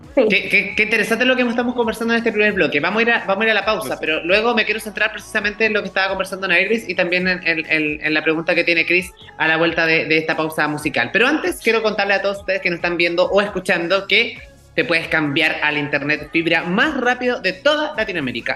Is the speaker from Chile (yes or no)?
yes; Chile; nosotros como chilenos